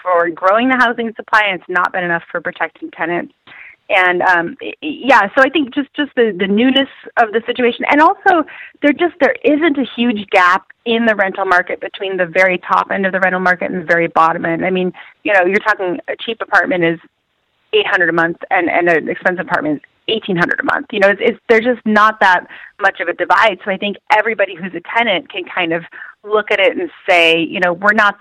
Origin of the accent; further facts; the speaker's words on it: Oregon, United States; I was born in Oregon